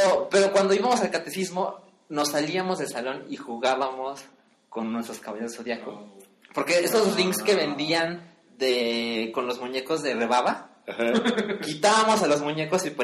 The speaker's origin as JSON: {"language": "Spanish", "town": "Guadalajara", "region": "Jalisco", "country": "Mexico", "tie": "born or raised there", "said": "yo crecí en Guadalajara, entonces mi familia no es muy católica, pero me llevaban al catecismo."}